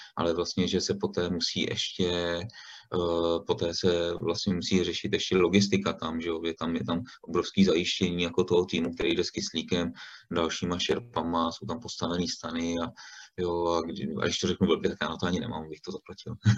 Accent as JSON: {"language": "Czech", "town": "Stříbro", "region": "Plzeň Region", "country": "Czechia", "tie": "born or raised there", "said": "já jsem původem ze Stříbra"}